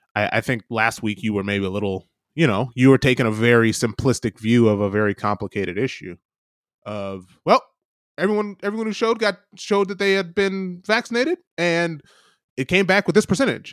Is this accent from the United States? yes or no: yes; United States; moved away as an adult; now in New Zealand; As an American